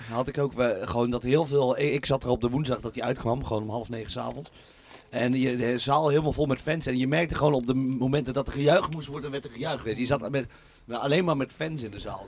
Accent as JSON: {"language": "Dutch", "region": "North Brabant", "country": "Netherlands", "also_born_or_lived": "Tilburg", "moved": "as an adult", "lives_now": "Utrecht, Netherlands", "said": "het dorp waar ik, waar ik vandaan kom"}